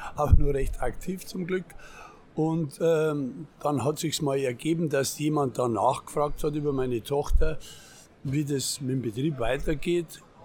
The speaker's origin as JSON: {"language": "German", "region": "Bavaria", "country": "Germany", "said": "Der Bayer bleibt der Bayer"}